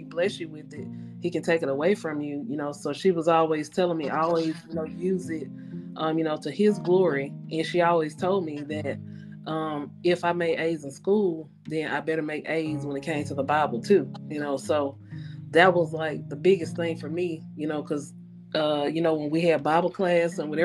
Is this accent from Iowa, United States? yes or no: no; Louisiana, United States; moved away; also born or lived in Birmingham; I'm from Louisiana.